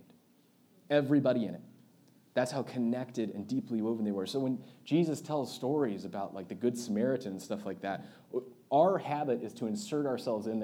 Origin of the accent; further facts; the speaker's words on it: United States; especially as American Christians